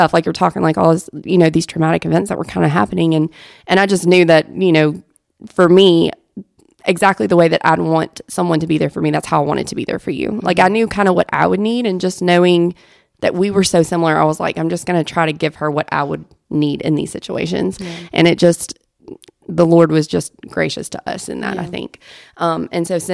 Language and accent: English; Mississippi, United States; moved away as an adult; I grew up in Mississippi. I didn't grow up here.